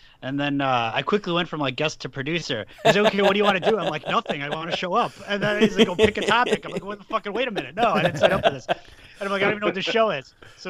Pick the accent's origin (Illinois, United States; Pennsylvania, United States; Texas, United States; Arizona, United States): Illinois, United States; Schaumburg; now in Elgin, United States; Yeah, I'm in the burbs. I grew up in Schaumburg. I'm in Elgin now.